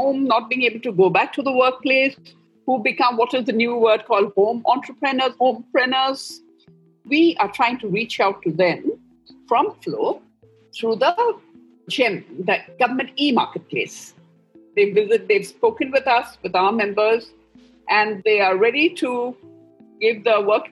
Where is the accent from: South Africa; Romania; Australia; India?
India; Northeast India; I'm from the Northeast